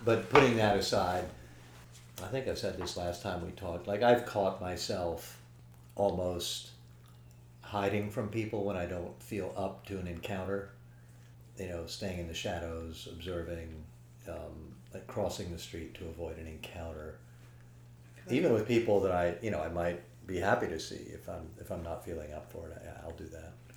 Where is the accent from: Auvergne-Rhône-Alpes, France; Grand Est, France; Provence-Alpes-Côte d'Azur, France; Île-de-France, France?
Île-de-France, France; Paris; when I was really younger, growing up in Paris.